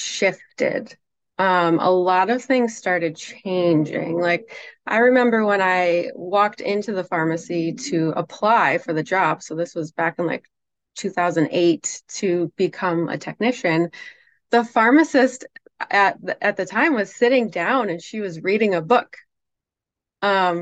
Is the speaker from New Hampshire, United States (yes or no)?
no; near Syracuse, upstate New York, United States; I grew up in New York, upstate New York. So near Syracuse